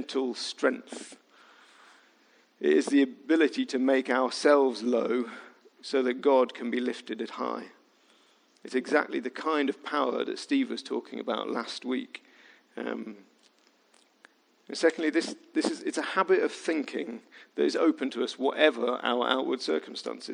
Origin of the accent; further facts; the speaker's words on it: Midlands, United Kingdom; I was from the Midlands